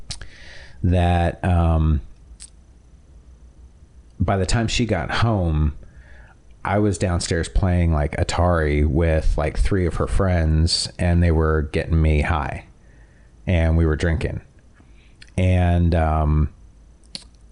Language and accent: English; Toronto, Ontario, Canada; growing up in Toronto